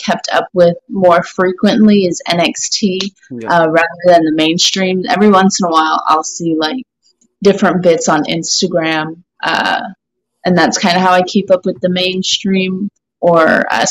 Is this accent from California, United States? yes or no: yes; Calabasas, California, United States; now in Texas, United States; I'm actually from Calabasas, but I've been in Texas for a hot